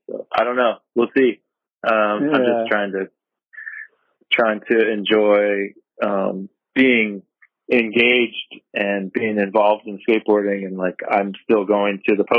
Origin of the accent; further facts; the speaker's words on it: East Coast, United States; Just growing up on the East Coast